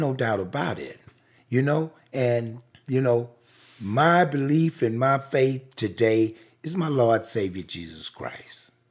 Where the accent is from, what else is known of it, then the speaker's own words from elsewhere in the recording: the rural South, United States; I was born in the rural South in nineteen fifty-two.